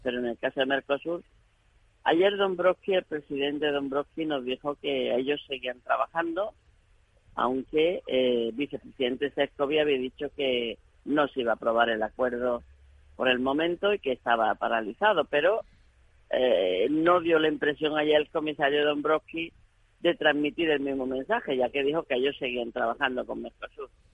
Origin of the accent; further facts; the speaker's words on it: Granada province, Andalusia, Spain; de mi provincia de Granada